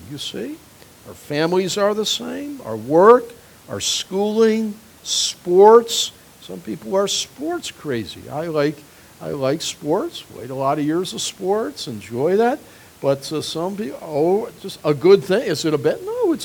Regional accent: United States

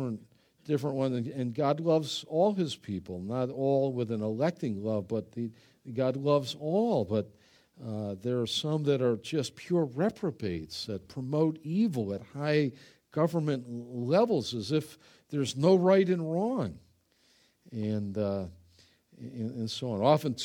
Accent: Ireland; I'm Irish, you know. We just grab people by the throat, you know.

